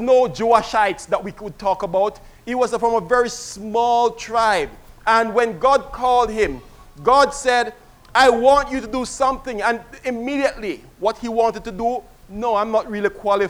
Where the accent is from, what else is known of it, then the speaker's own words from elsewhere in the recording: Kingston, Jamaica; I was a child growing up in Kingston, Jamaica